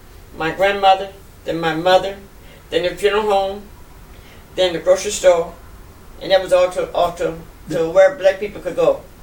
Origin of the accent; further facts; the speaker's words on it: Biloxi, Mississippi, United States; born there; But I was born in Biloxi on Nixon Street, 763 Nixon Street.